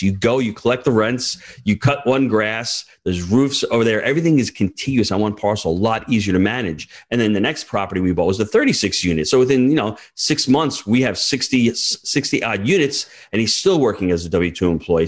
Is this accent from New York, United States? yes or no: yes; New York, United States; as a New Yorker